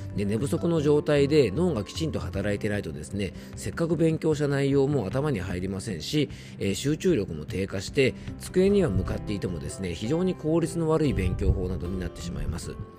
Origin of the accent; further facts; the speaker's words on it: Shizuoka, Japan; 出身校であるねあの学校もですね静岡県代表として